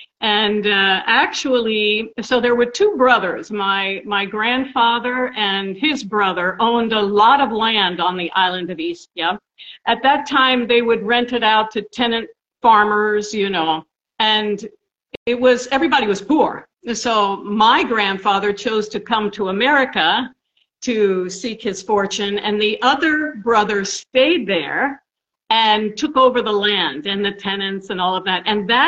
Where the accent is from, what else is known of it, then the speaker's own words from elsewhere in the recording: Princeton, New Jersey, United States; Princeton, New Jersey.